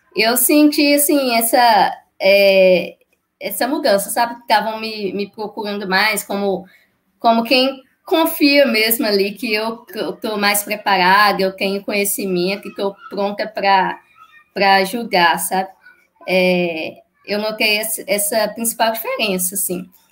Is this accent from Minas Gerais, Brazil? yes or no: yes; Ipatinga, Minas Gerais, Brazil; Eu sou de Patinga, Minas Gerais